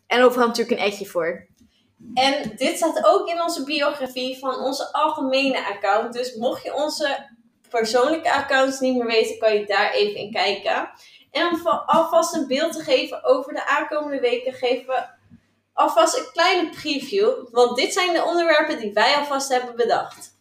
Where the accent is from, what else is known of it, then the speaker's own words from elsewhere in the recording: Duiven, Gelderland, Netherlands; moved away; ik kom uit Duiven